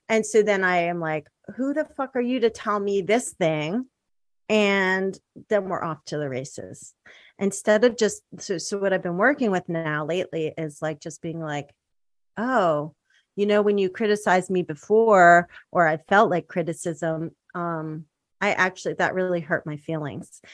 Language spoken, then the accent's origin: English; outside Philadelphia, Pennsylvania, United States; also born or lived in Spanish Harlem, New York City / Bucks County; I grew up outside Philly